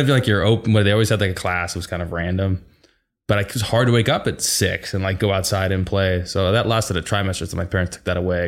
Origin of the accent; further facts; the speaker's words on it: Seattle, Washington, United States; born and raised in Seattle.